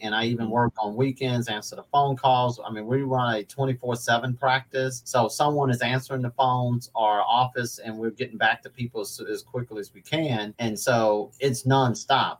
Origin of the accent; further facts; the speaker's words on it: Atlanta, Georgia, United States; moved away as an adult; now in Louisville, United States; I'm originally from Atlanta, Georgia, born and raised, lived there until I was 20, moved here in 95 ish